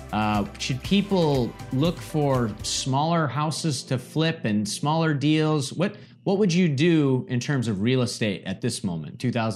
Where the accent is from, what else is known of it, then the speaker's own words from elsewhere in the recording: Midwest, United States; now in Florida, United States; In fact, I'm from the Midwest originally. I know you're in Austin. I'm from the Midwest originally. I escaped to Florida with the snow, right?